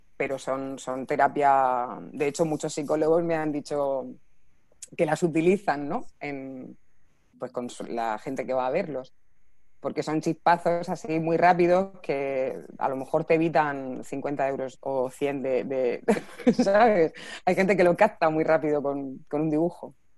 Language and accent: Spanish; Region of Murcia, Spain; accent: Murcian; como soy murciana no se nota mucho la S